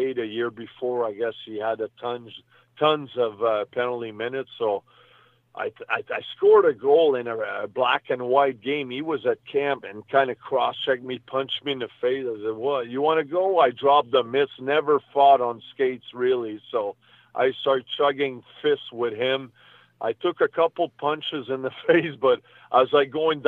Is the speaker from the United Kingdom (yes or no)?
no; Canada; also born or lived in New York, United States; I was born in New York, but I moved back in Canada when I was maybe 10, 12 months old. So I was still a baby, you know. So when I was 4 years old, I basically started playing hockey